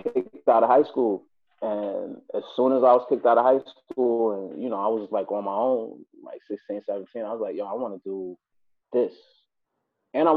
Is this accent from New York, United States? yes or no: yes; New York City, New York, United States; also born or lived in Buffalo, New York; I was raised in Brooklyn, and I spent my whole life between the two